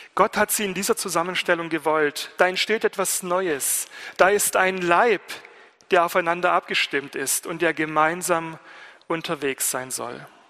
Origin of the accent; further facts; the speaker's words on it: Germany; ich Student bin aus Deutschland